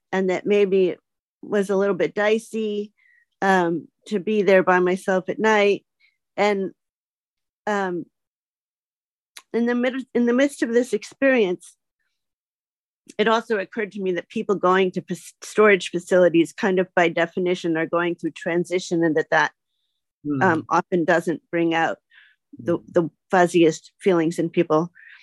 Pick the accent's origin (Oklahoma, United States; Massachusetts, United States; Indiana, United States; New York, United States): Massachusetts, United States; outside of Boston; I grew up outside of Boston, Massachusetts, where it snows